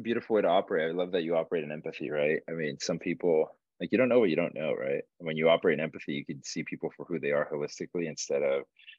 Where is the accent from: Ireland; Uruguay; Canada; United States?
Uruguay; I was born and raised in Uruguay, South America.